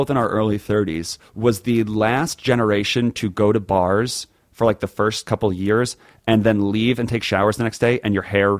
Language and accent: English; New York, United States; Growing up in New York